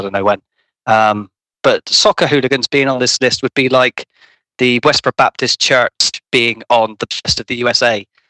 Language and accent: English; United Kingdom; and I come from Britain